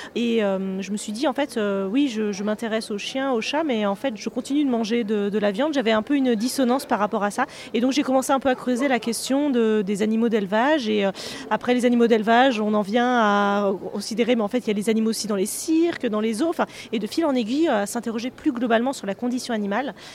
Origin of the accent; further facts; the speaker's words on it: Savoie, Auvergne-Rhône-Alpes, France; on est de Savoie